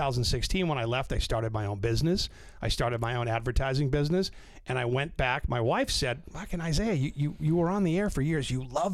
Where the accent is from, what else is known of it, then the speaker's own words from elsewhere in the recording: North Shore, Massachusetts, United States; also born or lived in Orlando; I grew up on the North Shore, so I was a BCN kid growing up.